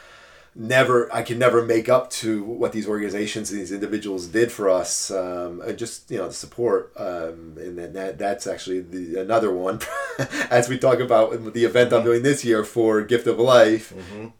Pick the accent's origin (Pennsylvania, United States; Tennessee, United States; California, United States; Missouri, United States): Pennsylvania, United States; I grew up in Pennsylvania